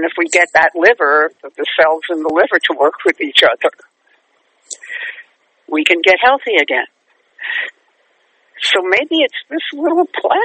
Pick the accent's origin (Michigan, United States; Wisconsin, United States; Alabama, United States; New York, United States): New York, United States; New York City; now in Manhattan, United States; I love growing up in Brooklyn